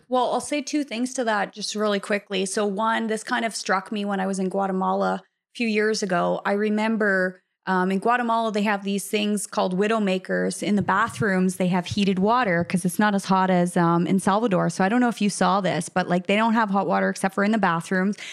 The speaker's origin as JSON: {"language": "English", "country": "Canada", "tie": "born or raised there", "moved": "as an adult", "said": "I was raised my entire life to think that Canadians were a certain way"}